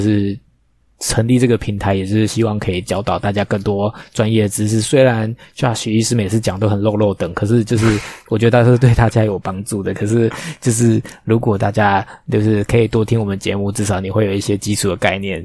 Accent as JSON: {"language": "Chinese", "region": "Taipei", "country": "Taiwan", "tie": "born or raised there", "said": "通化夜市，好丢脸哦！我在那边出生"}